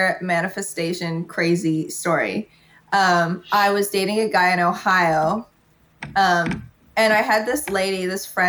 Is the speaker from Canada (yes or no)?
yes; Ottawa, Ontario, Canada; moved away as an adult; now in Toronto, Canada; I was from Ottawa